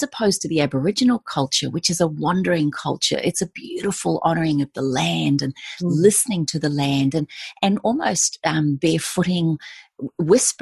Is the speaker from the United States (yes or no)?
no; New Zealand; moved away; part of being a Kiwi is my deep reverence and respect for the culture that we hold in that country. And I feel very honored and privileged to call myself a New Zealander